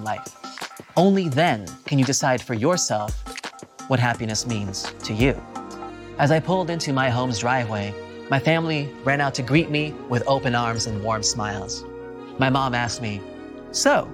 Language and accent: English; California, United States; my home state of California